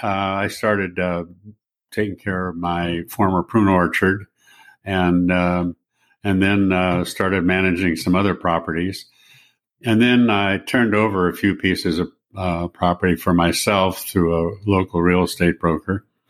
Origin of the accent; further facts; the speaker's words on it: San Francisco, California, United States; I'm from San Francisco and, um, was born and raised there